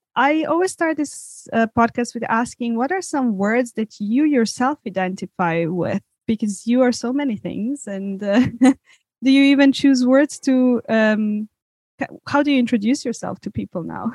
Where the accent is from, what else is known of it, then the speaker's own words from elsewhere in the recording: Serbia; moved away; growing up in Serbia